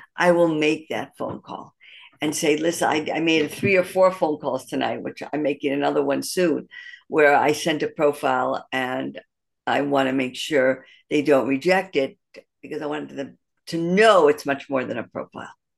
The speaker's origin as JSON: {"language": "English", "town": "Detroit", "region": "Michigan", "country": "United States", "tie": "born or raised there", "also_born_or_lived": "Pittsburgh", "moved": "as an adult", "lives_now": "Jerusalem, Israel", "said": "I'm, uh, originally born and raised in Detroit, Michigan"}